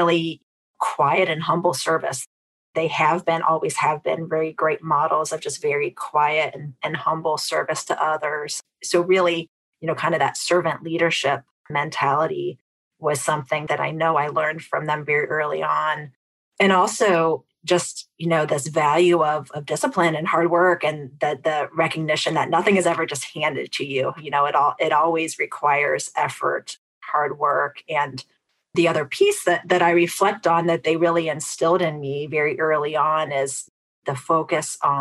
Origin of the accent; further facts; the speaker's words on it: Fort Wayne, Indiana, United States; Midwestern girl at heart. I was born in Fort Wayne, Indiana, one of four siblings and middle child